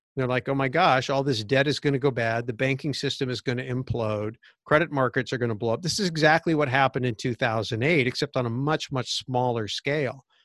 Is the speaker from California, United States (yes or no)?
yes; Santa Clara Valley, California, United States; I was growing up in Santa Clara Valley, which was a sleepy little orchard town pre-Silicon Valley